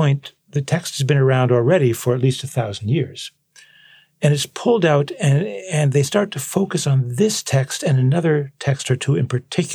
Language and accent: English; United States; I'm an American